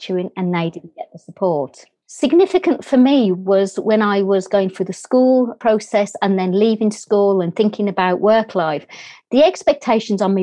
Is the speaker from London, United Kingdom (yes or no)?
no; Birmingham, West Midlands, United Kingdom; accent: English; As you can hear from my accent, I'm English. I was brought up in a inner city area in England called Birmingham.